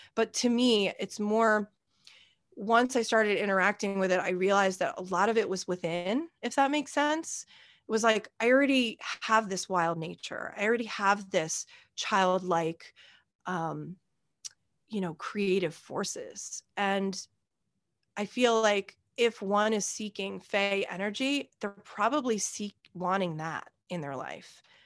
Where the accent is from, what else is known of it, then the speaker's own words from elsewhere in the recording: New York, United States; also born or lived in Australia; at a local summer camp where I was from. I'm from America. I'm from New York